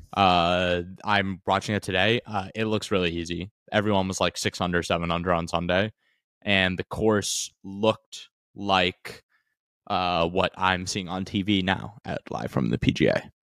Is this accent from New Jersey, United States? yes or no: yes; New Jersey, United States; I'm from New Jersey